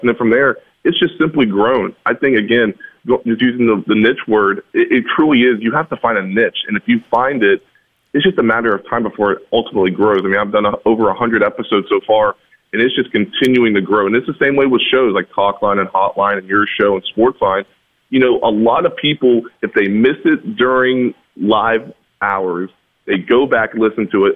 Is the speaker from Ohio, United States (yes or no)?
no; Charleston, West Virginia, United States; also born or lived in Winfield, West Virginia; now in Morgantown, United States; I'm originally from Charleston by way of Winfield